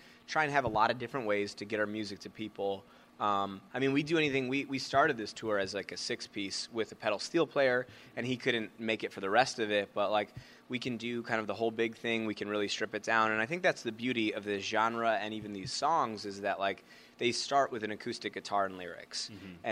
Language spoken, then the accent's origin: English; Chicago, Illinois, United States; now in Milwaukee, United States; I was from Chicago